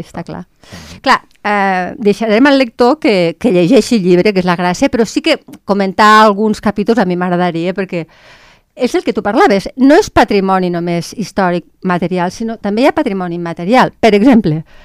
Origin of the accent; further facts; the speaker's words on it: Lleida, Catalonia, Spain; els que som de Lleida